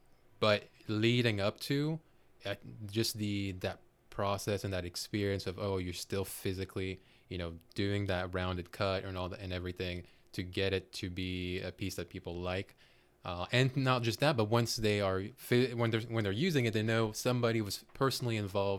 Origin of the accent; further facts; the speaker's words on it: Côte d’Ivoire; born there; Myself, I was born in West Africa in Cote d'Ivoire, which in English would be Ivory Coast. Growing up, I traveled, or not just traveled, but really lived in six different countries. Seventh would be the States.